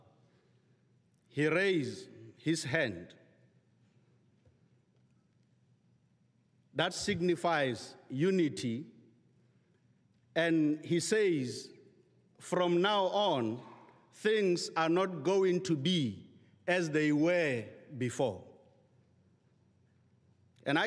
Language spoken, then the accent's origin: English; South Africa; I'm from the Republic of South Africa